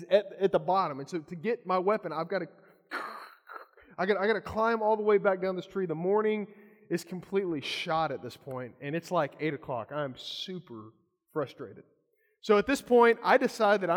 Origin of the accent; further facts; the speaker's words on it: Kentucky, United States; I'm from Kentucky